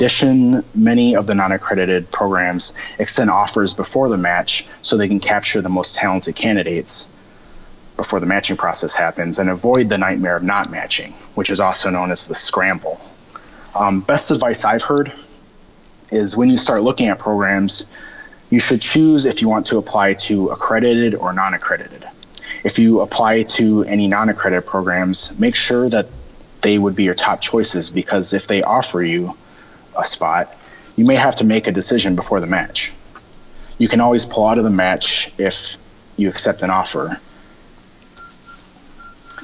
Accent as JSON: {"language": "English", "town": "Sioux Falls", "region": "South Dakota", "country": "United States", "moved": "as an adult", "lives_now": "Minneapolis, United States", "said": "I'm originally from Sioux Falls, South Dakota, and so this was a big change coming to a big city"}